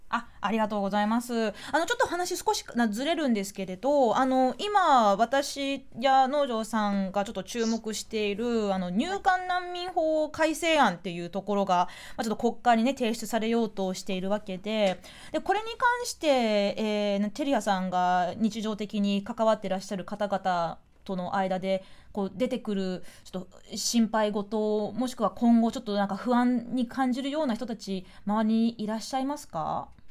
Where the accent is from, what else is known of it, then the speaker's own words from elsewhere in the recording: Japan; 日本で生まれ育っている、まあ、我々